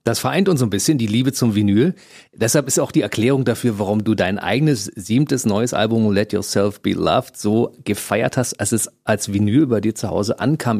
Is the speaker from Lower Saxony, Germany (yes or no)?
no; Berlin, Germany; wir sind ja beide Berliner. Mhm. Du bist ein bisschen später zur Welt gekommen und im Westteil der Stadt, ich im Ostteil